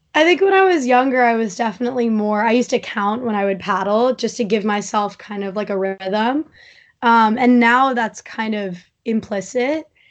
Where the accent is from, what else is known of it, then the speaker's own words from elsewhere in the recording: East Hampton, New York, United States; I grew up in East Hampton